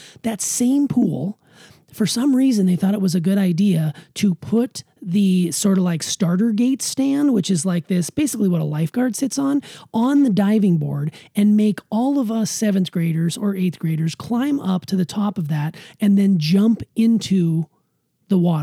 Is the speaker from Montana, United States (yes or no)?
yes; Montana, United States; I grew up in Montana